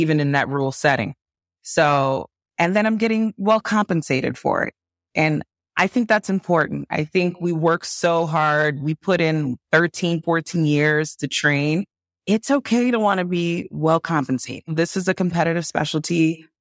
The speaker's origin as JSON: {"language": "English", "country": "Nigeria", "said": "I'm Nigerian"}